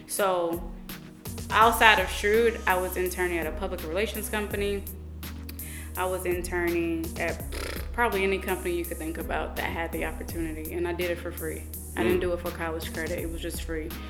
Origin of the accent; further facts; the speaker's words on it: St. Louis, Missouri, United States; I grew up in the Normandy and Hazelwood Florissant district